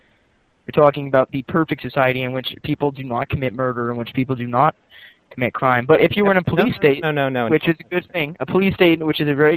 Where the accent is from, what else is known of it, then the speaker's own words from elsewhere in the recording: England, United Kingdom; Well, I'm English, and let me think here.